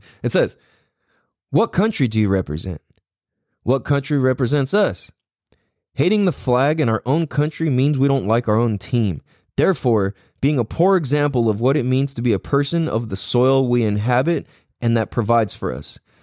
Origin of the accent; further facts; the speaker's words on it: United States; I'm from America